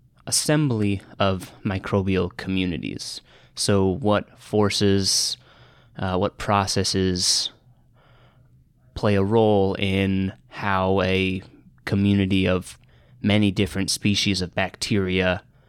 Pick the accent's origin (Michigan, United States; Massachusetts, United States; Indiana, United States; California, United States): Massachusetts, United States; Boston; I'm a second year student in the microbiology program here, and I'm from Boston.